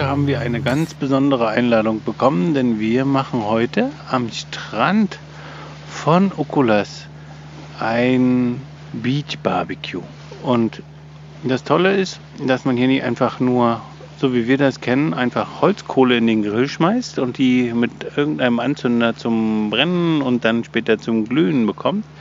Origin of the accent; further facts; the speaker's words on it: Germany; bei uns in Deutschland